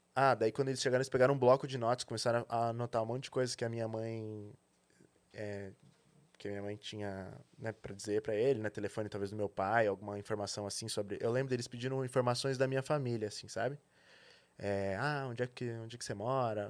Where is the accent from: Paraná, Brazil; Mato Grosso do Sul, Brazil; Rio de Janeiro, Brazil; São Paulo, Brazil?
São Paulo, Brazil; eu nasci em São Paulo, na verdade, né? É, estudei aqui aqui na, numa, na escola Waldorf